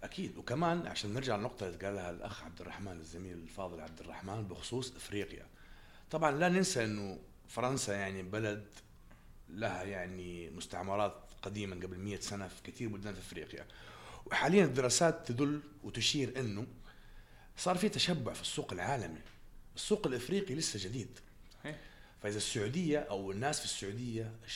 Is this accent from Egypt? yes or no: no; Jeddah, Makkah Province, Saudi Arabia; moved away; من مواليد جده